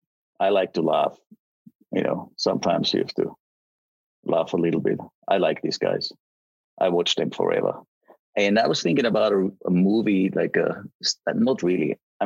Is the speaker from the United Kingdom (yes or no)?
no; Graz, Styria, Austria; moved away as an adult; also born or lived in Salt Lake City / Vancouver; I grew up in Graz. It's the second biggest city in Austria. And I went to university there.